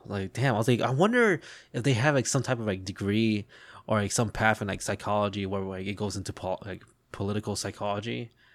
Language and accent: English; United States; as an American